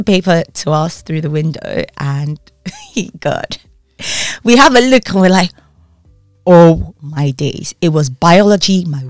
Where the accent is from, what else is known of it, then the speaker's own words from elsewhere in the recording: Nigeria; moved away as an adult; now in United Kingdom; Well, I was born and bred in Nigeria. I know it doesn't sound like it, but yeah, grace of God. studied law in Nigeria, went to law school in Nigeria, came to the UK, did my master's